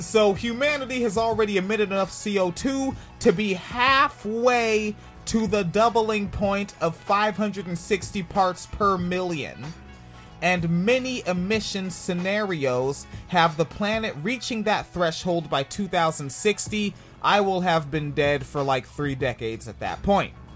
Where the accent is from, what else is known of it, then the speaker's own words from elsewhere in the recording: New Jersey, United States; moved away; also born or lived in Orange County, Florida; I was born in New Jersey in Orange County